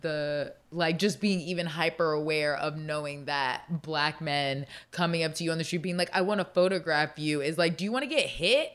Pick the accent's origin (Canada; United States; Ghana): United States; Florida; also born or lived in Baltimore, Maryland; I grew up in Florida